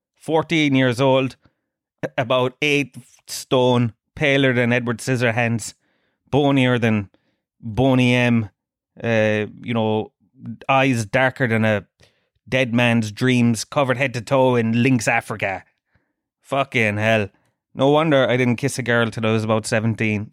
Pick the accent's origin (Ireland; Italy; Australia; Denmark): Ireland; Tralee, Munster; I'm from Trilleen.